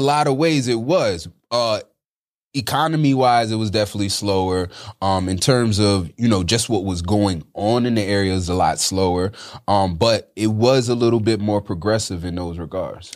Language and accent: English; upstate New York, United States; also born or lived in Bronx, New York / Manhattan, New York; that's when we moved upstate New York